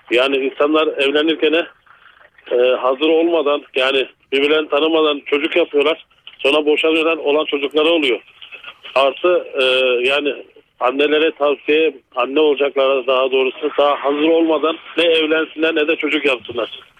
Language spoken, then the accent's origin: Turkish; Malatya, Turkey; now in Milas, Turkey; Malatyalıyım ama şu anda Milas'ta arıyorum sizde.